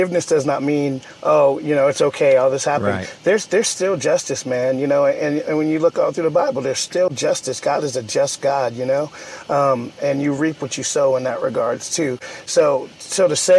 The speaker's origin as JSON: {"language": "English", "town": "Charleston", "region": "South Carolina", "country": "United States", "said": "We're from Charleston, South Carolina"}